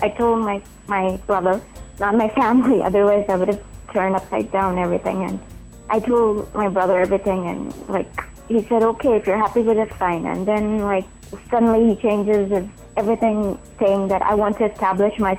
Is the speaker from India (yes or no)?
yes; India; me being an Indian